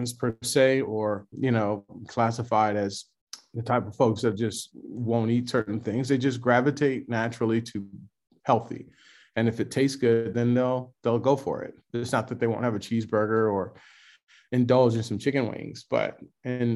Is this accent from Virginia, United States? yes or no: no; Los Angeles, California, United States; now in Atlanta, United States; I'm a kid from South Central Los Angeles